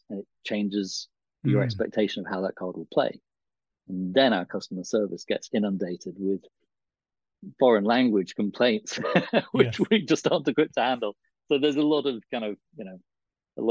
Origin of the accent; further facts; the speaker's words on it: England, United Kingdom; as English people we've